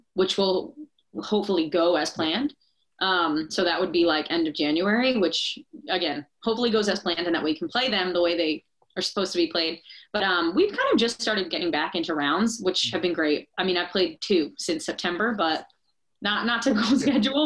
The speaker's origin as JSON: {"language": "English", "region": "New York", "country": "United States", "tie": "born or raised there", "moved": "as an adult", "lives_now": "Nashville, United States", "said": "where I'm from in New York"}